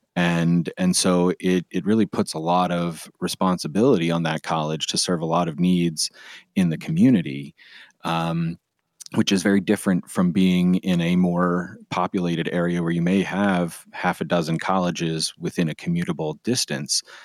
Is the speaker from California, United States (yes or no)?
no; Pennsylvania, United States; my home state of Pennsylvania